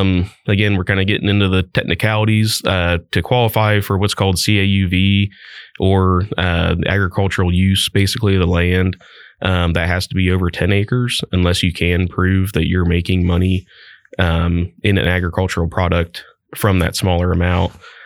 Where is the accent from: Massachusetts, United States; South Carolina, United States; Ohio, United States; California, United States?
Ohio, United States; Christiansburg; I grew up in the Christiansburg area, actually just over the county line in Miami County. So just at the very east side of Miami County there, Miami East high school graduate.